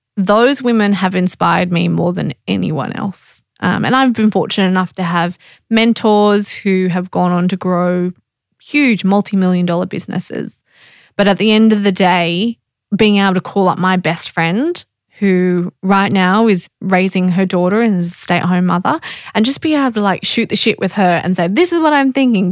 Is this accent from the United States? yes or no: no; Australia; being Australian